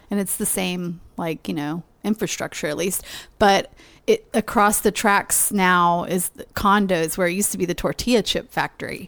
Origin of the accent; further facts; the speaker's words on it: Texas, United States; moved away as an adult; now in Livingston, Montana, United States; growing up in Texas